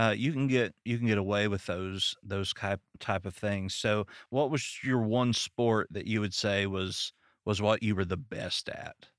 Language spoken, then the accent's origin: English; Arkansas, United States; now in Detroit, United States; I'm from Arkansas.